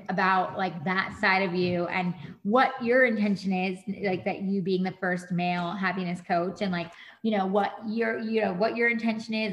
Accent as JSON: {"language": "English", "town": "Monroe", "region": "New York", "country": "United States", "tie": "born or raised there", "said": "I'm originally from New York, and I grew up by Monroe, Central Valley area, which is right by West Point"}